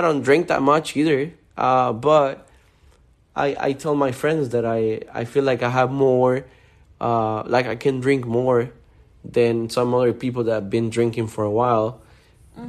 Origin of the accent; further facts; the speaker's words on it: Honduras; now in Miami, United States; I was born and raised in Honduras